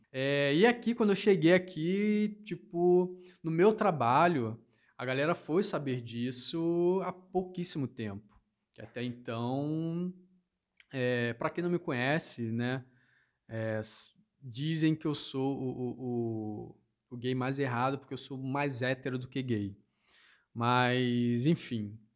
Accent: Rio de Janeiro, Brazil; now in Londrina, Brazil; eu sou natural do Rio de Janeiro e vim morar no sul de Londrina

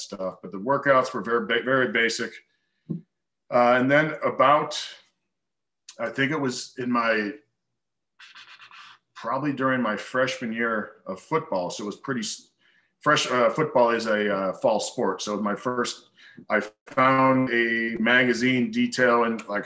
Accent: Chicago, Illinois, United States; moved away as an adult; also born or lived in Arizona / Kentucky; I grew up just outside of Chicago

